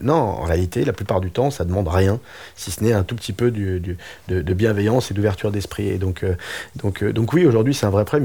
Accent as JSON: {"language": "French", "country": "France", "said": "moi je suis français"}